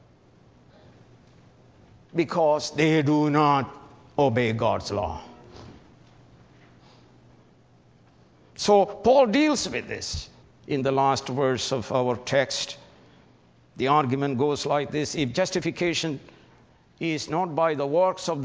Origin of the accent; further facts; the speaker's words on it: India; moved away; I was brought up in Syrian Orthodox Church. They are the Brahmins in India